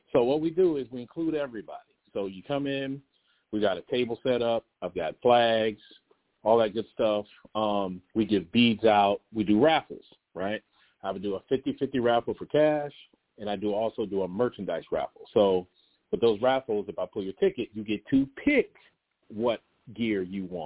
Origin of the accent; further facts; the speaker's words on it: Amityville, New York, United States; moved away; So I'm originally from New York, Long Island, New York, and Amityville, right? So, you know, my dad moved us down here.